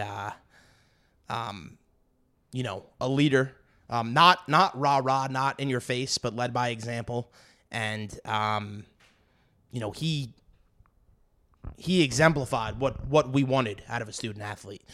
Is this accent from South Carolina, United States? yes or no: no; New York City, New York, United States; moved away; I'm I'm from Brooklyn